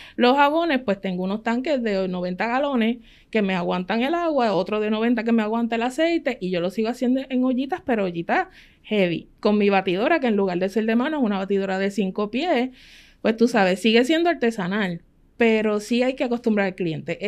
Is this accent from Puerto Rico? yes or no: yes; Ponce, Puerto Rico; Nosotros somos de Ponce, mi esposo trabajaba acá en el área metropolitana